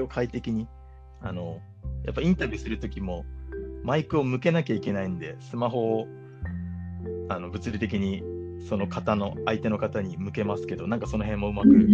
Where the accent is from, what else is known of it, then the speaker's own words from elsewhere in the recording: Saitama, Japan; 僕が大宮に出身で、はいはい、今も大宮在住で、えーまあ、地元が好きなので、